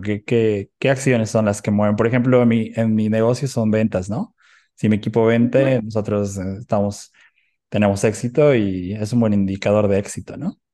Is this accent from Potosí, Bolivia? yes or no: no; Oruro, Bolivia; now in Cochabamba, Bolivia; soy de Oruro, soy de Oruro